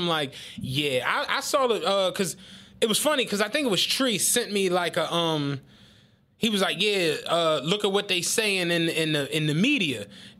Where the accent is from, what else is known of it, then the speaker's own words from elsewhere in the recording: Penrose, United States; Carl always likes dissing the fact that I'm from Penrose, as if that's the reason why I'm saying what I'm saying.